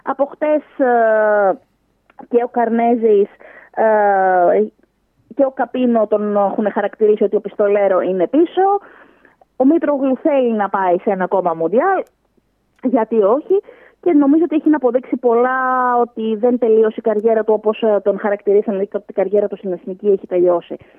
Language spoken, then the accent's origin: Greek; Greece; σαν Ελληνίδα